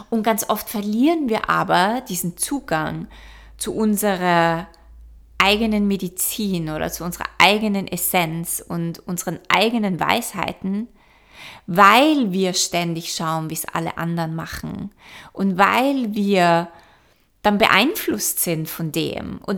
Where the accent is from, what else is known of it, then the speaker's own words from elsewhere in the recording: Vienna, Austria; moved away; Ich war jetzt eineinhalb Jahre nicht mehr in meiner alten Heimat in Wien